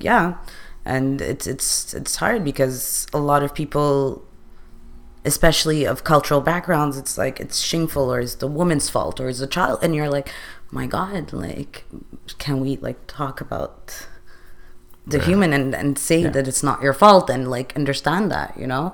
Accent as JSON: {"language": "English", "country": "Canada", "tie": "born or raised there", "said": "I am from a Middle East background. I am born in Canada"}